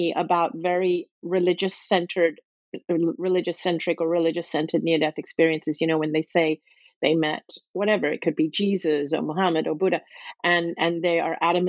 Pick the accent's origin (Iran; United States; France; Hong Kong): Hong Kong; also born or lived in Singapore; I grew up in a city that was a British colony, where I had a British education with English kids, and where we grew up learning the Bible and singing hymns every morning and learning about Christianity. And but this British colony was Hong Kong